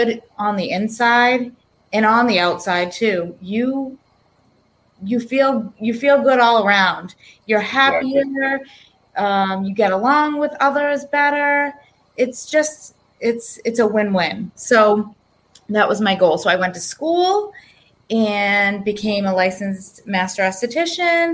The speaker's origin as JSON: {"language": "English", "town": "East Bridgewater", "region": "Massachusetts", "country": "United States", "tie": "born or raised there", "said": "I grew up in East Bridgewater, Massachusetts."}